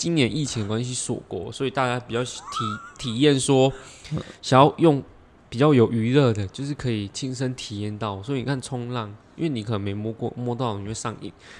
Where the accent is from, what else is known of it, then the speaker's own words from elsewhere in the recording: Taiwan; 其实我是台湾的